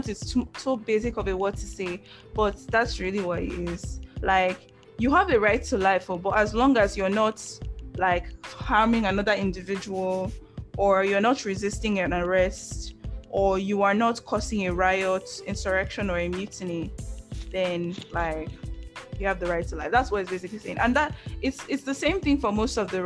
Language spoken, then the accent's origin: English; Nigeria; being Nigerian